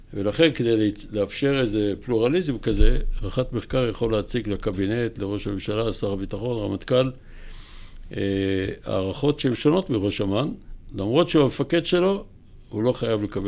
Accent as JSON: {"language": "Hebrew", "town": "Kiryat Motzkin", "region": "Haifa District", "country": "Israel", "tie": "born or raised there", "also_born_or_lived": "Hadera / Jerusalem", "said": "עברו לקריות, שם היה יותר אוכל. והייתי בכל הקריות, בעיקר בקריית מוצקין"}